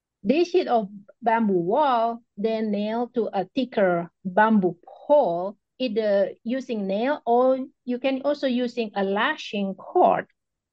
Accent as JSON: {"language": "English", "country": "Indonesia", "moved": "yes", "lives_now": "United States", "said": "I am from Indonesia"}